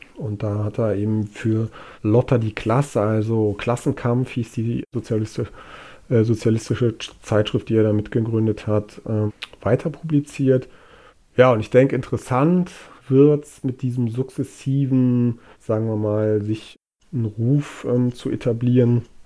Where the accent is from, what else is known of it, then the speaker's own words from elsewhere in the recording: Germany; bei uns in Deutschland